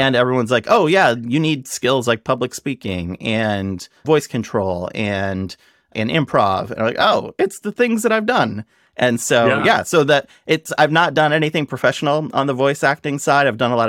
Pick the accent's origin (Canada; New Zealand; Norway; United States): United States; Nebraska; So I grew up in Nebraska